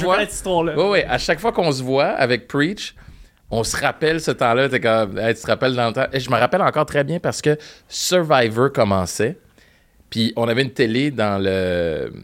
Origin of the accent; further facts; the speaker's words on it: Montreal, Quebec, Canada; first language French; j'ai grandi à Parkex